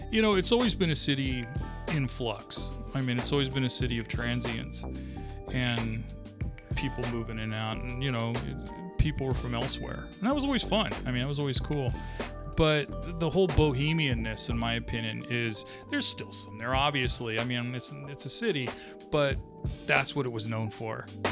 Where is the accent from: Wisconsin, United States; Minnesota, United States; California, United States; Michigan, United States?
California, United States; Sacramento; growing up in Sacramento as a brown kid